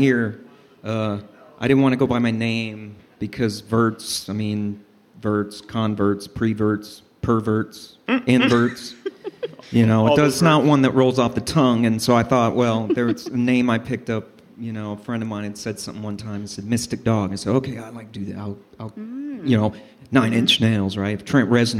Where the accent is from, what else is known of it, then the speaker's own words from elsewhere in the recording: Denver, Colorado, United States; moved away; I'm originally from Denver.